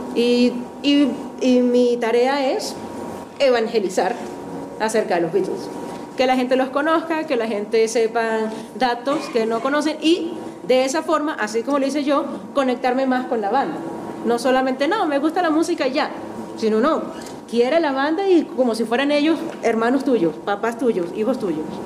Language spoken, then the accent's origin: Spanish; Maracaibo, Zulia, Venezuela; moved away as an adult; also born or lived in Liverpool, England; now in Bogotá, Colombia; Como verán, no soy de aquí. Yo soy de Maracaibo, Venezuela.